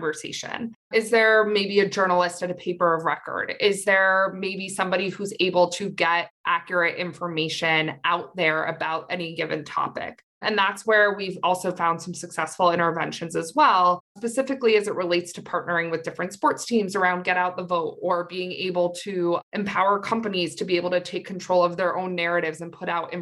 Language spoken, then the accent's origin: English; Maine, United States; moved away as an adult; also born or lived in Washington, D.C.; I'm from Maine